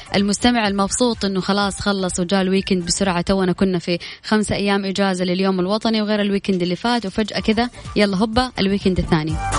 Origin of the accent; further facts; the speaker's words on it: Saudi Arabia; هنا عندنا في السعودية